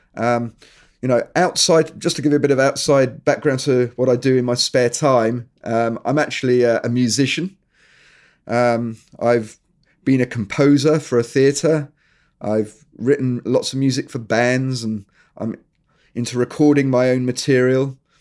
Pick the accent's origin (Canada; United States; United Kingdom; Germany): United Kingdom; England; moved away as an adult; also born or lived in New Zealand; I am actually English, but we emigrated, me and my family, we emigrated to New Zealand.